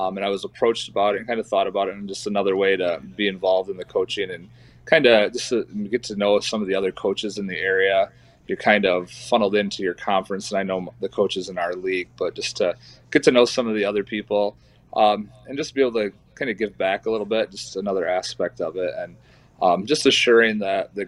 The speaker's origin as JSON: {"language": "English", "town": "East Jordan", "region": "Michigan", "country": "United States", "tie": "born or raised there", "lives_now": "Lake City, United States", "said": "I grew up in East Jordan, Michigan, which is about an hour north here of Lake City"}